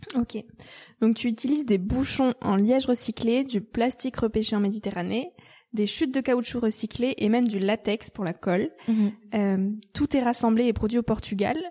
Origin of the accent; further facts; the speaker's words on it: Angers area, Pays de la Loire, France; j'ai grandi à la campagne, euh, dans la région d'Angers, dans un tout petit village de 3000 habitants